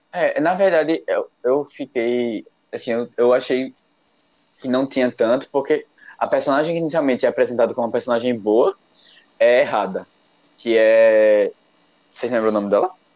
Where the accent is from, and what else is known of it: Recife, Pernambuco, Brazil